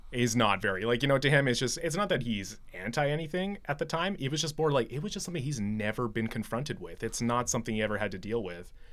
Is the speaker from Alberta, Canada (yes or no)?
yes; Medicine Hat, Alberta, Canada; I grew up in Southern Alberta, Medicine Hat